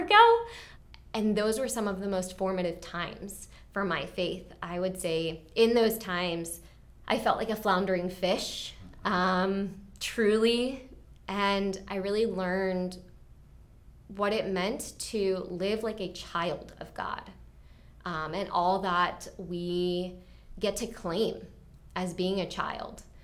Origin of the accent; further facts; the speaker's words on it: Mount Airy, Maryland, United States; also born or lived in Clarksburg, Maryland; So, I grew up, um, in Clarksburg for the very, like, young, young years of my life, and then we moved, um, to Mount Airy.